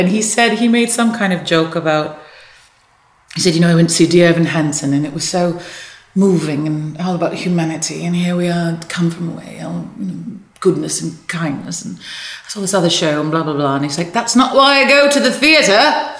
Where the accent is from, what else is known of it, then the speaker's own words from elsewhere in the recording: Newfoundland and Labrador, Canada; And we all come out and we say, hi, we're from Newfoundland, basically.